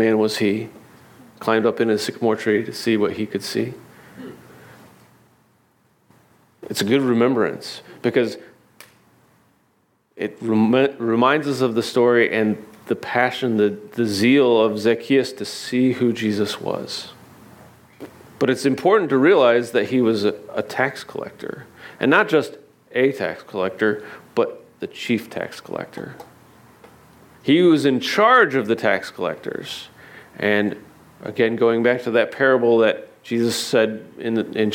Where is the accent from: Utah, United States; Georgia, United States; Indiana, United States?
Indiana, United States; now in Naples, United States; I had a sycamore tree growing up in Indiana